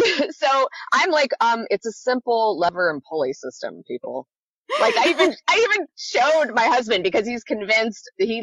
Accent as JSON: {"language": "English", "region": "California", "country": "United States", "said": "I'm a Californian through and through."}